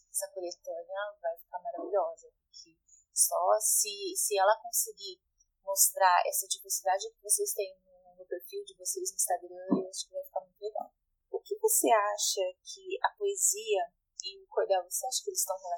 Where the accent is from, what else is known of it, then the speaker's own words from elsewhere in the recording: Pajeú region, Pernambuco, Brazil; moved away; eu sou da Fogagem da Engazeira, que é no setor do Pajeú